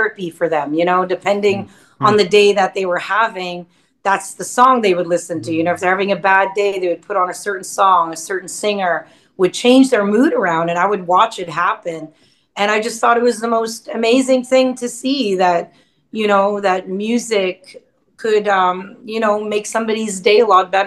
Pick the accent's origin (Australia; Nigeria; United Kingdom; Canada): Canada; Wikwemikong First Nation, Ontario; now in Nashville, United States; I live in Nashville, Tennessee, and I'm from Wequimquam First Nations